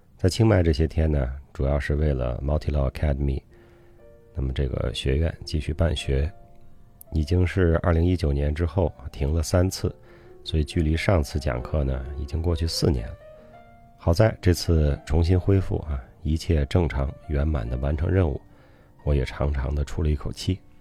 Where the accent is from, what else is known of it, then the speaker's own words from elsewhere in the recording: Zhuozhou, Hebei, China; 我的老家啊，河北涿州